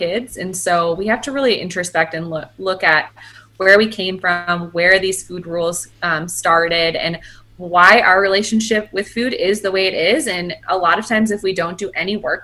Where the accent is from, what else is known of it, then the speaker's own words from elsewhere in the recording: Midwest, United States; now in Denver, United States; We're both from the Midwest